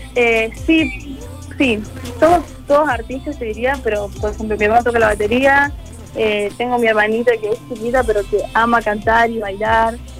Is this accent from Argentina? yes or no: yes; Córdoba, Argentina; soy de Córdoba